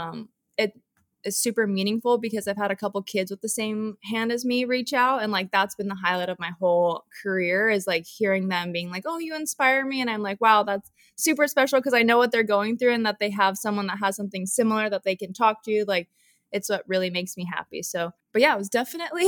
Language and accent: English; Hawaii, United States; Hawaii and like how I grew up.